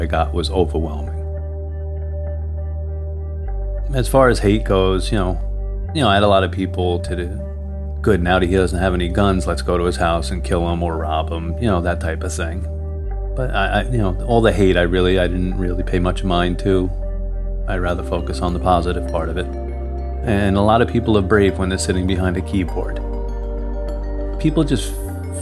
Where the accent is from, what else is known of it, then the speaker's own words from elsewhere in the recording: Orange County, New York, United States; I'm from Orange County, New York